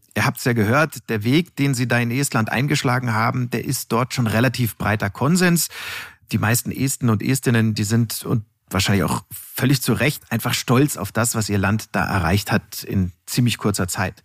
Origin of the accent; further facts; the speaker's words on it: Munich, Bavaria, Germany; als Münchner Kindel äh, bin ich mit diversen Überschlagschiffschaukeln auf dem Oktoberfest ja sozusagen groß geworden.